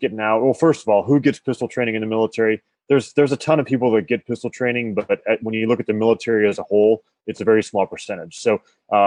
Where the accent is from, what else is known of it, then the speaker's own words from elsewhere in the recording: Colorado, United States; I grew up in Colorado